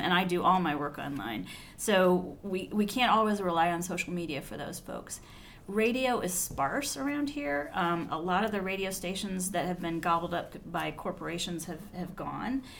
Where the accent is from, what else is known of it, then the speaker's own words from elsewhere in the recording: Fairfield County, Ohio, United States; we're both from Fairfield County, which is a county outside of Columbus, Ohio